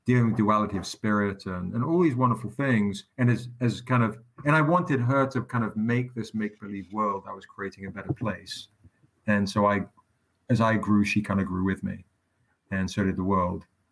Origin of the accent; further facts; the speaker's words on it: England, United Kingdom; moved away; growing up in England